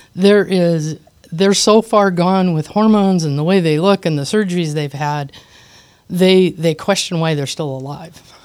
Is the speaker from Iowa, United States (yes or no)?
yes; Iowa, United States; I was born in Iowa in a small town